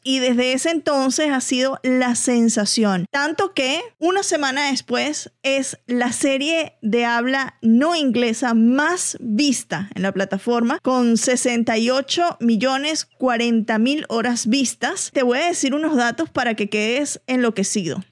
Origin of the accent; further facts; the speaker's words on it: Venezuela; soy venezolana